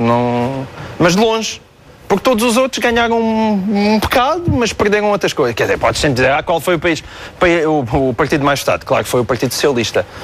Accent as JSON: {"language": "Portuguese", "town": "Portalegre", "region": "Alentejo", "country": "Portugal", "tie": "born or raised there", "said": "por ser a minha terra"}